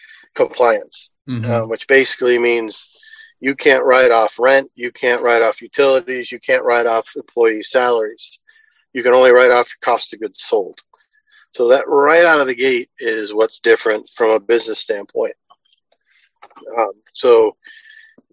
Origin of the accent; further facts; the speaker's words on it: Massachusetts, United States; we're from Massachusetts, so we'd like to say Cannabar.